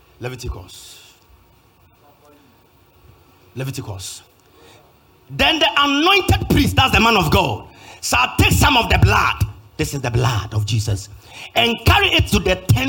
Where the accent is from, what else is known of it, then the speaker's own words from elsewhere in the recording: Kumasi, Ashanti, Ghana; I'm from Kumasi.